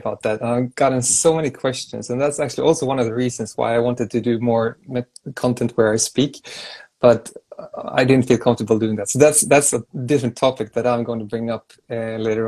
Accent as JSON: {"language": "English", "country": "Sweden", "said": "I'm from Sweden, which is a neighboring country"}